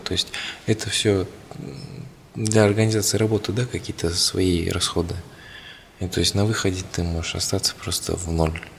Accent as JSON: {"language": "Russian", "country": "Kazakhstan", "said": "мы, казахи"}